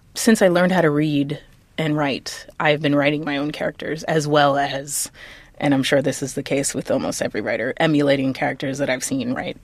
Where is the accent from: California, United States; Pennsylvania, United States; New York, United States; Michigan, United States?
New York, United States; New York City; I grew up in the Lower East Side during the eighties and nineties